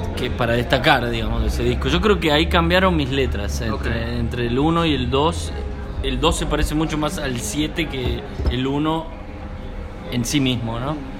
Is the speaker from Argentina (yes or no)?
yes; San Miguel de Tucumán, Tucumán, Argentina; moved away as an adult; now in Buenos Aires, Argentina; nací en San Miguel de Tucumán, que es la capital